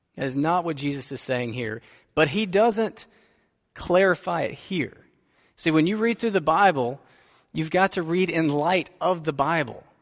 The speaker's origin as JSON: {"language": "English", "country": "United States", "said": "we are prosperous American suburbanites"}